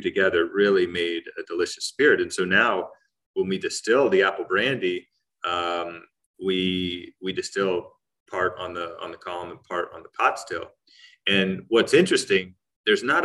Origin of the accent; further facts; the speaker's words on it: Central Ohio, United States; I grew up here in Central Ohio, and we had 2.5 acres growing up